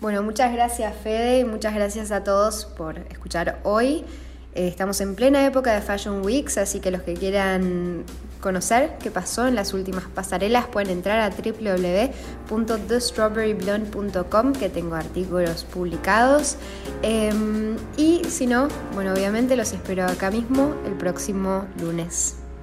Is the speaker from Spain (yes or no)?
no; Argentina; moved away; yo soy de Argentina, nací, nací en Argentina